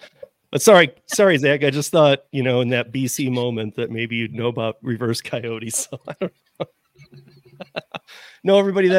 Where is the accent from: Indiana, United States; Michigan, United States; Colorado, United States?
Michigan, United States; When I grew up in Michigan